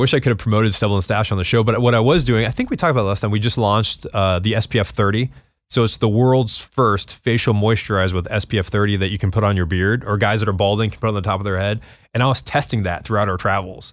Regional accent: New Mexico, United States; growing up in New Mexico

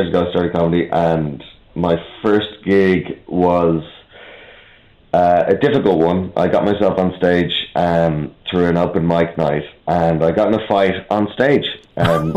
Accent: Dublin, Leinster, Ireland; now in London, United Kingdom; I'm from Dublin, in Ireland, but I live in London.

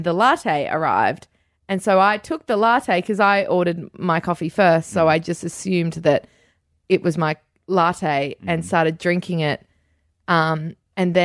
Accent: Queensland, Australia; me just being a Queenslander

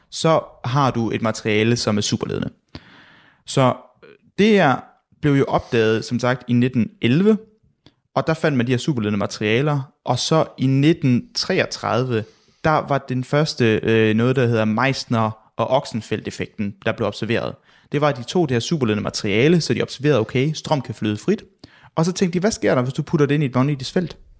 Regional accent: Southern Jutland, Southern Denmark, Denmark; jeg er jo fra Sønderland

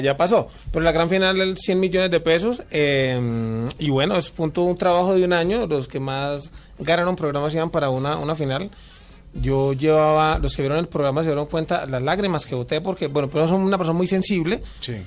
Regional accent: Cali, Valle del Cauca, Colombia; Yo soy de Cali

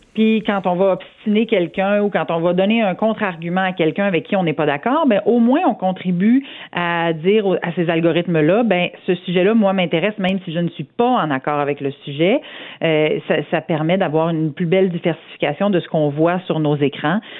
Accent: Saint-Georges, Quebec, Canada

